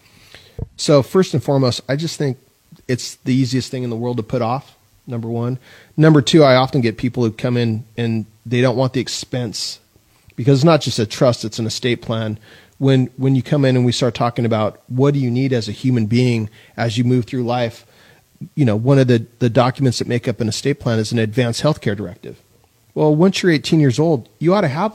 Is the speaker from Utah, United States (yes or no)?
no; San Luis Obispo, California, United States; I grew up in San Luis Obispo